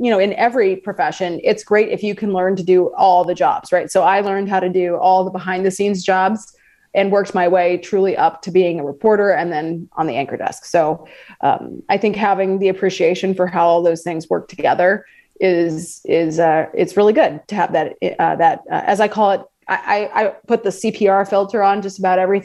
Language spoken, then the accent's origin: English; Des Moines, Iowa, United States; I grew up in the Des Moines area, so central Iowa